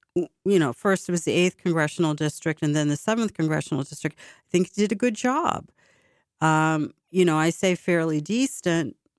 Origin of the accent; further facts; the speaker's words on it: Boston, Massachusetts, United States; my hometown